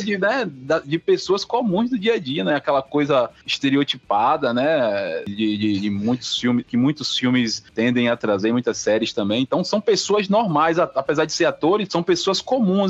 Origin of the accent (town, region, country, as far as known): Northeast Region, Brazil